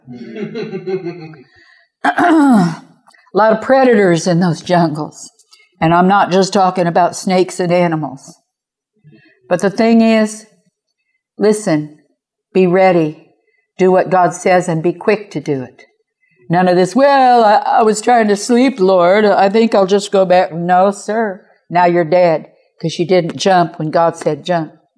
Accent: Kansas City, Missouri, United States; I'm from Kansas City, by the way, Kansas City, Missouri.

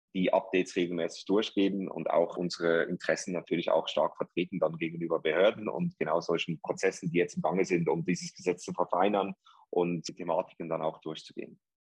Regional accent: Zurich, Switzerland; accent: Swiss; moved away as an adult; also born or lived in New York; now in Dubai, United Arab Emirates; Ich bin ursprünglich aus Zürich, aus der Schweiz.

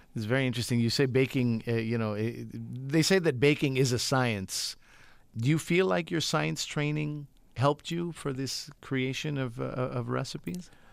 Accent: Quebec, Canada; I'm from Quebec

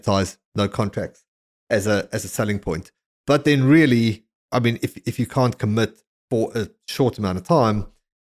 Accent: South Africa; growing up in South Africa

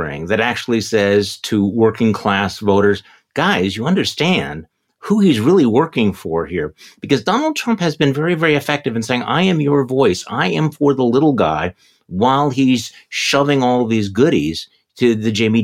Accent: Wisconsin, United States; here in my home state of Wisconsin

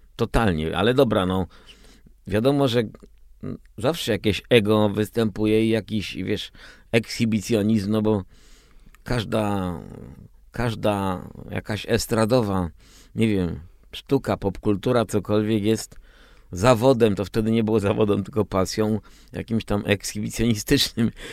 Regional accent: Częstochowa, Silesian Voivodeship, Poland; moved away as an adult; now in Warsaw, Poland; ja się wychowywałem w Częstochowie, potem przyjechałem tutaj na studia do Warszawy, gdzie mieszkam właśnie 40 lat.

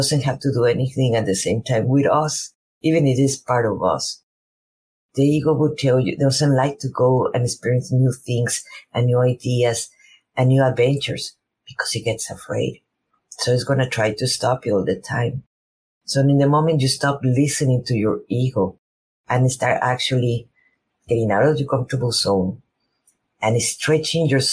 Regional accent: Mexico; first language Spanish; English is a second language; now in United States; I'm a Mexican woman living in United States. My first language is Spanish.

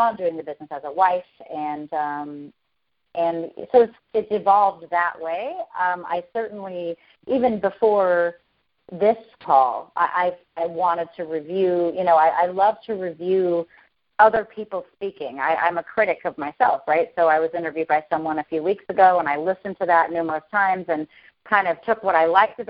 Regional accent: Hurricane, Utah, United States; moved away as an adult; now in Henderson, United States; I was Mrs. Hurricane of my hometown where I'm from in Hurricane, Utah

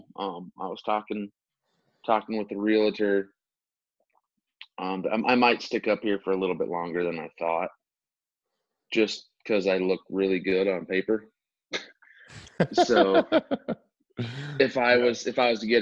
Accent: Montana, United States; now in Alaska, United States; I'm from Montana too

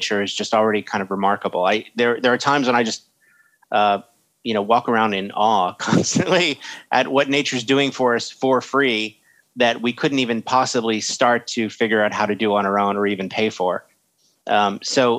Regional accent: United States; I'm American.

